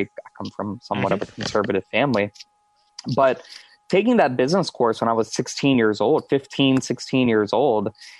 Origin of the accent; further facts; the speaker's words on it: Houston, Texas, United States; moved away as an adult; also born or lived in upstate New York / North Carolina / Silicon Valley; now in Tampa, United States; I'm born and raised Houston, Texas, live in Tampa, Florida now